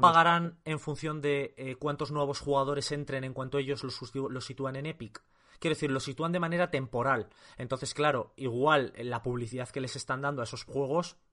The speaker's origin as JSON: {"language": "Spanish", "region": "Castile and León", "country": "Spain", "said": "yo castellano-leones"}